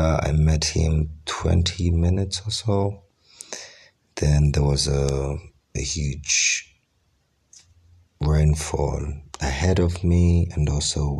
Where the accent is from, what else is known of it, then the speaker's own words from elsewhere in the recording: Kampala, Central Region, Uganda; Kampala, the capital city of Uganda. I mean, this is where I was born, and most of my life, all my life experiences have happened there